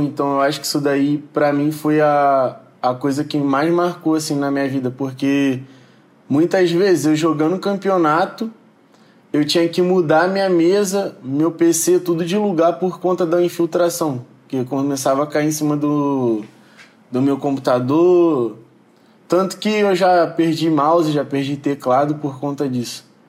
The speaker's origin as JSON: {"language": "Portuguese", "region": "Rio de Janeiro", "country": "Brazil", "said": "eu sou de Jacarepaguá, Rio de Janeiro, Cidade de Deus"}